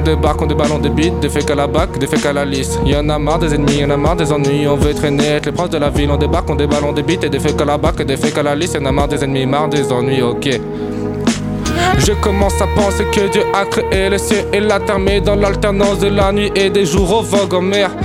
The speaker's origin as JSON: {"language": "French", "town": "La Rochelle", "region": "Nouvelle-Aquitaine", "country": "France", "moved": "as an adult", "lives_now": "Toulouse, France", "said": "Je viens de La Rochelle et je disais déjà chocolatine"}